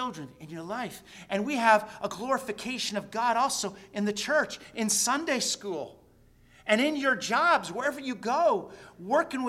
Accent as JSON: {"language": "English", "region": "New Jersey", "country": "United States", "tie": "born or raised there", "moved": "yes", "lives_now": "Queensbury, United States", "said": "I was raised in New Jersey"}